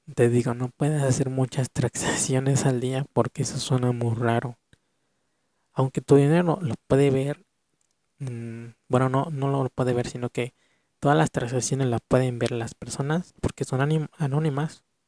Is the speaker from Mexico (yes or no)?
yes; Mexico; En mi país de México